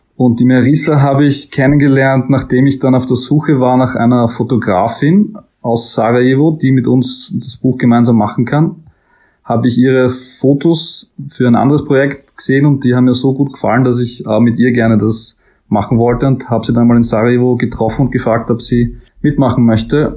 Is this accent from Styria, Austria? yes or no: yes; Styria, Austria; accent: Styrian; moved away as an adult; now in Vienna, Austria; ich komme aus der Steiermark ursprünglich